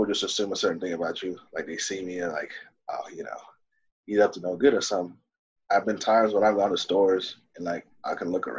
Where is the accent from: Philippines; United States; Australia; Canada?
United States; Dayton, Ohio; first language Swahili; English is a second language; also born or lived in Kenya; I've been going up Dayton, Ohio